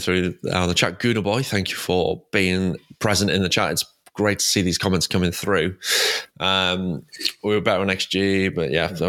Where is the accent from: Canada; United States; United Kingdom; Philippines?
United Kingdom; England; I'm English